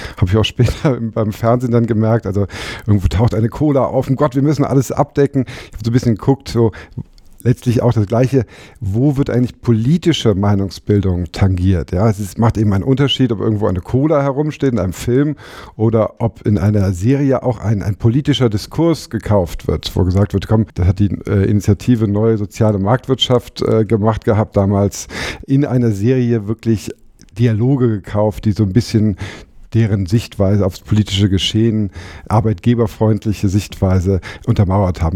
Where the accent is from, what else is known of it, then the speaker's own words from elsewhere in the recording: Frankfurt, Hesse, Germany; moved away as an adult; also born or lived in Hamburg; ich komme aus, aus Frankfurt